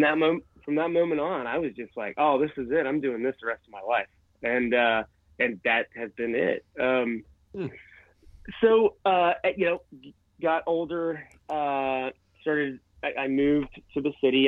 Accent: Bethel, Ohio, United States; my hometown of Bethel, Ohio

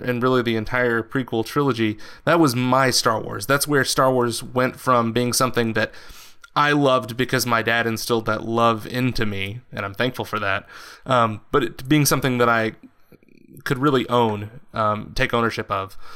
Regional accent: West Texas, United States; I grew up in West Texas, which is like a very socially conser- and politically conservative uh, portion of the country

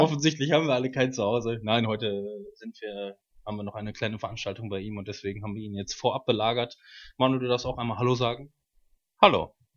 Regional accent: Waltrop, North Rhine-Westphalia, Germany; Ich bin 27, wohne in Waltrop

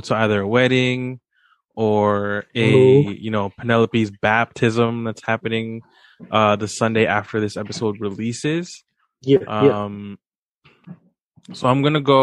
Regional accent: Canada; we're Canadian

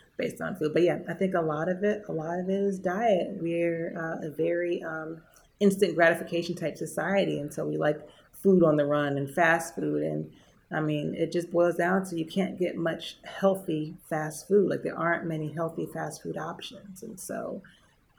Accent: Prince George's County, Maryland, United States; moved away; when I was growing up in Prince George's County

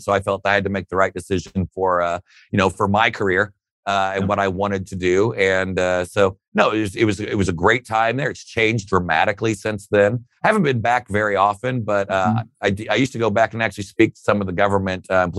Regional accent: Fort Wayne, Indiana, United States; I mean, it was absolutely outstanding. Middle class upbringing. My father was a Fort Wayne City police officer for most of my time growing up.

